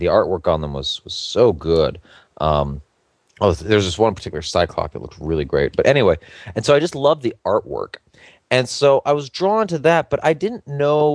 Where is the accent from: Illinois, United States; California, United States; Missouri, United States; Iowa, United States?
California, United States; San Diego; now in New York, United States; born and raised San Diegan